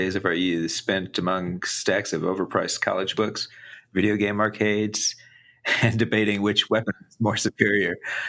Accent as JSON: {"language": "English", "region": "Central Texas", "country": "United States", "tie": "born or raised there", "said": "growing up in Central Texas."}